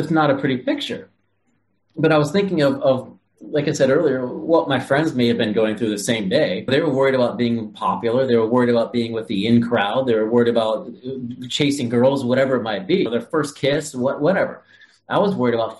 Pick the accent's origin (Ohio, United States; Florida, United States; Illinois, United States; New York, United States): Ohio, United States; moved away; I was born and raised in Ohio, Midwest guy, regular kid